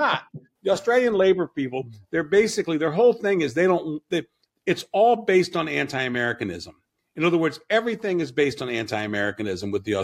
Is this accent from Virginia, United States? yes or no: yes; Virginia, United States; also born or lived in Asia; we're tobacco farmers from Virginia